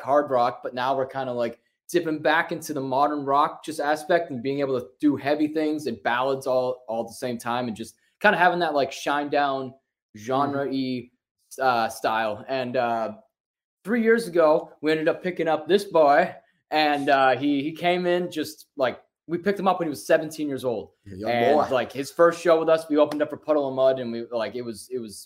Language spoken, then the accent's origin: English; Worcester, Massachusetts, United States; we're from Worcester, Massachusetts